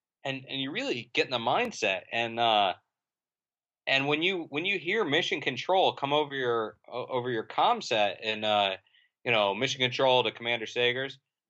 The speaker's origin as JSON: {"language": "English", "region": "Florida", "country": "United States", "tie": "born or raised there", "said": "I grew up in Central Florida"}